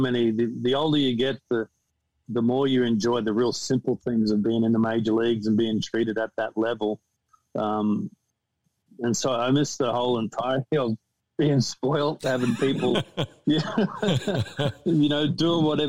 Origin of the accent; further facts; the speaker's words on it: Australia; moved away as an adult; also born or lived in United States; growing up in Australia